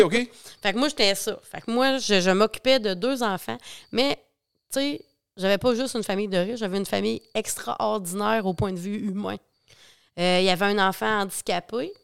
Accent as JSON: {"language": "French", "town": "La Pocatière", "region": "Quebec", "country": "Canada", "said": "je viens, euh, de la Pocatière, Bas-Saint-Laurent"}